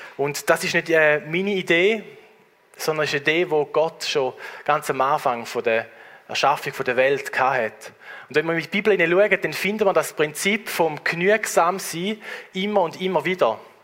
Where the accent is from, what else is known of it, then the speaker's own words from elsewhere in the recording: Switzerland; bei uns in der Schweiz